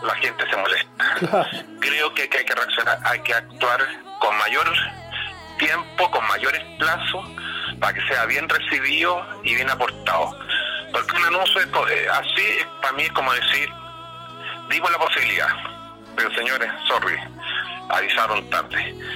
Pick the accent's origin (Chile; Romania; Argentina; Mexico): Chile; como chileno acostumbrado a que uno tenía que ir al banco